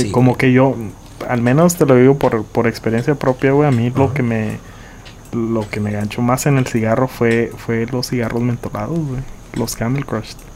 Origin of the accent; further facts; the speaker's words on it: Nuevo Laredo, Tamaulipas, Mexico; nací en Nuevo Laredo, aquí, en Laredo